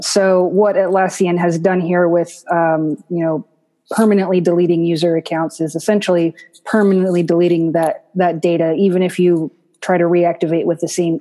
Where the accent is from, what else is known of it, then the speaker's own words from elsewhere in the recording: United States; as an American